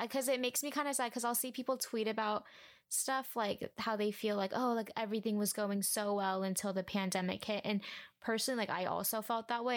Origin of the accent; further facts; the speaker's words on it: Huntington Beach, California, United States; I grew up in Huntington Beach, California